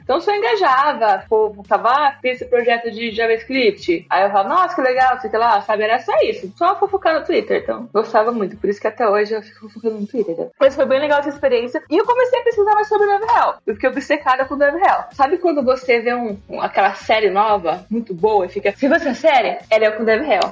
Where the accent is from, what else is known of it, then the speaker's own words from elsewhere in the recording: São Paulo, Brazil; Eu sou de São Paulo